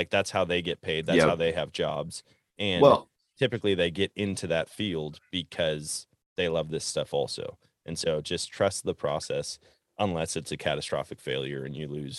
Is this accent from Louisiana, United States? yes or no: no; Wisconsin, United States; And growing up in Wisconsin, it seemed like everybody had kind of the same strategy